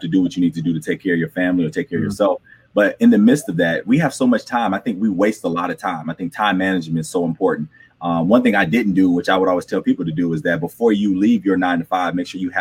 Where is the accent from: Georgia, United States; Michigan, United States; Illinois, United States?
Michigan, United States; Flint; I grew up in Flint, Michigan, and I grew up in the heart of the city, not like the suburbs